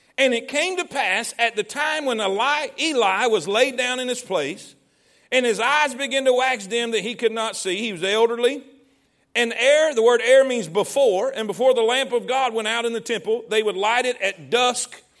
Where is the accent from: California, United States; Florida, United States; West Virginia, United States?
Florida, United States; Fort Pierce; moved away as an adult; now in Alabama, United States; I grew up in Fort Pierce, Florida